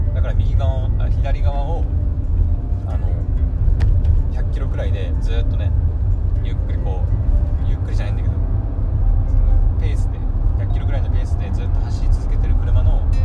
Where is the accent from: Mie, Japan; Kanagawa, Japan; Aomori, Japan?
Aomori, Japan; 生まれも育ちもほとんどほぼね青森県